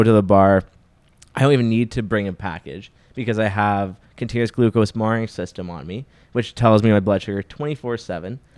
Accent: Saskatoon, Saskatchewan, Canada; moved away; I came from Saskatoon, which is like at the time I was there, it was 250,000 when I was there

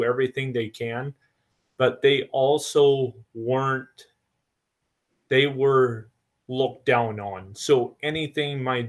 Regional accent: Marlette, Michigan, United States; I was born in Marlette, Michigan, down kind of up in the Thumb area

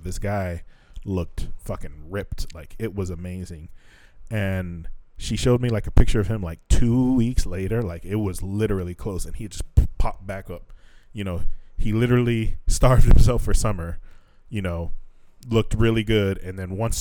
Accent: United States; we're from America

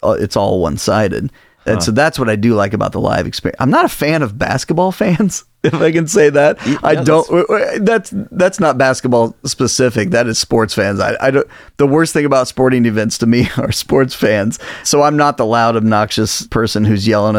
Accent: Indiana, United States; now in Illinois, United States; I grew up in Indiana, and so you know, basketball is kind of king in Indiana

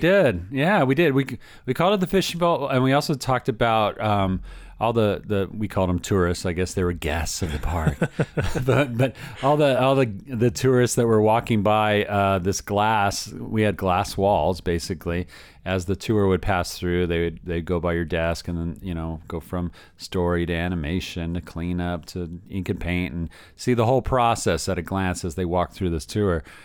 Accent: Southern California, United States; also born or lived in Orlando, Florida; I'm from here. I'm from Southern California.

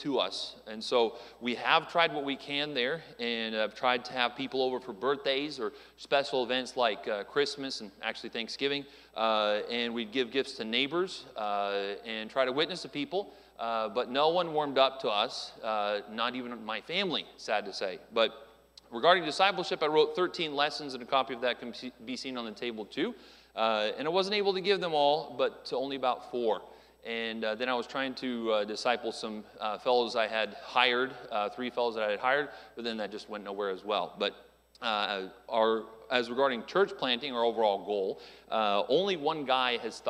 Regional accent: Phoenix, Arizona, United States; moved away; I was born there in Phoenix, Arizona

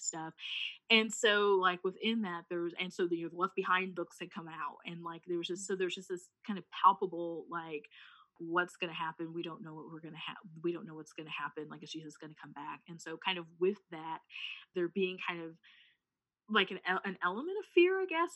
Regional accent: Missouri, United States; i'm from Missouri, and Missouri is the show me state

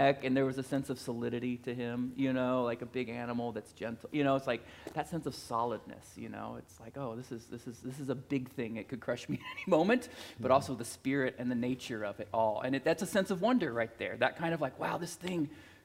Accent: Plattsburg, Missouri, United States; I was a teenager from Plattsburgh, Missouri, that went to Northwest Missouri State

